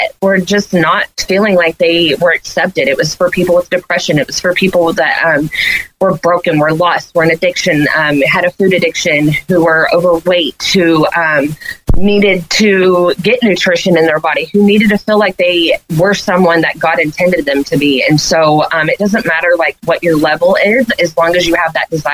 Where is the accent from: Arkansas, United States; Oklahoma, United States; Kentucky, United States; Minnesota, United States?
Arkansas, United States; Leslie; also born or lived in Harrison, Arkansas; I was born in Harrison, but I'm from a little community called Leslie. There's like 400 people there